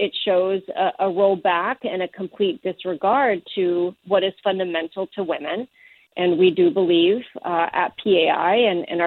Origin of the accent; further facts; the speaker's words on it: Mexico; moved away; my home country of Mexico, where I was raised